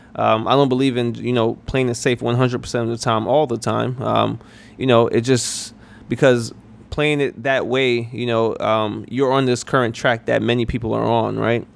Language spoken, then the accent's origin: English; New York, United States; moved away as an adult; also born or lived in South Carolina; I'm originally from New York